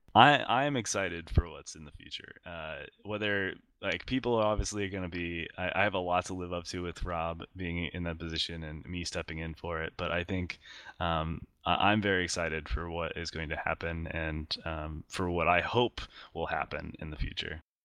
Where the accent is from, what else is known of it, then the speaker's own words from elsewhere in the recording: Iowa, United States; grew up in uh, Iowa, uh, the middle of the United States